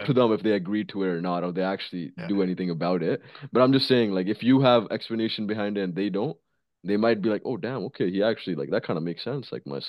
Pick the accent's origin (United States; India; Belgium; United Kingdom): India; moved away; And like, bro, when we came from India, bro, we used to eat like fucking animals.